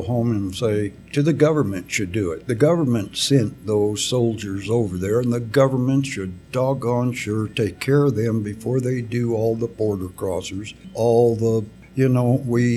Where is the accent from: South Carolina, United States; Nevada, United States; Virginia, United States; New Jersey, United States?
Nevada, United States; Elko; I was born right here in Elko